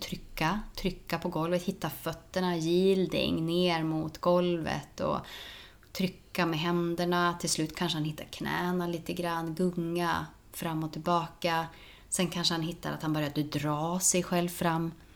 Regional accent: Norrland, Sweden; där jag kommer ifrån, det är, eh, man ska inte ta så mycket plats. Hos oss, eh, uppe i Norrland

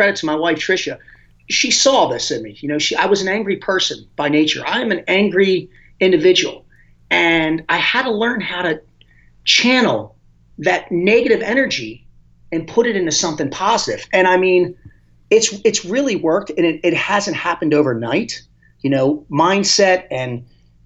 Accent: Dundalk, Maryland, United States; I grew up in Dundalk, Maryland, which is not a good part of town

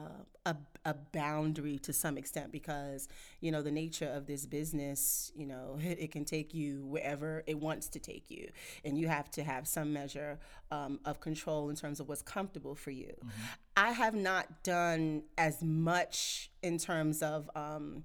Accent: New York City, New York, United States; also born or lived in Washington, D.C.; I'm from Brownsville.

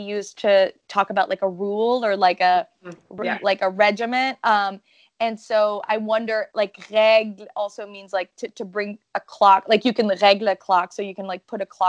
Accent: Canada; first language French; English is a second language

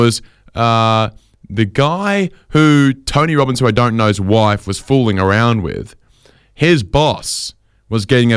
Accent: Sydney, New South Wales, Australia; when I was growing up in Sydney

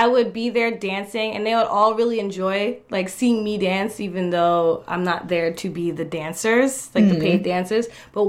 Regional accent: New York, United States; moved away as an adult; now in Japan; I grew up in like the very whitest, like one of the whitest suburbs that I knew in New York.

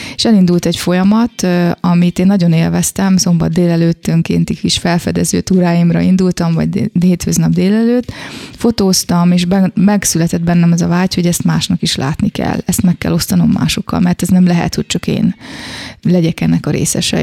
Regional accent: Szeged, Csongrád-Csanád, Hungary; moved away as an adult; also born or lived in Kecskemét, Hungary; now in Florence, Italy; én szegedi vagyok

